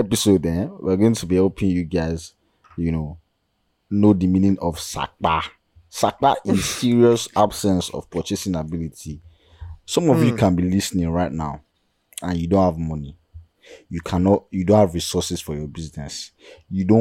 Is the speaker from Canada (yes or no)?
no; Nigeria; as a Nigerian